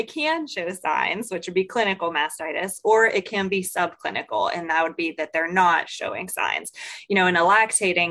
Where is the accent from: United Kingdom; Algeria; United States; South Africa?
United States; Greensburg, Pennsylvania; moved away as an adult; now in Mississippi, United States; I'm originally from Pennsylvania, not your area of Pennsylvania, but the Greensburg area of Pennsylvania, but came to Mississippi State about 5 years ago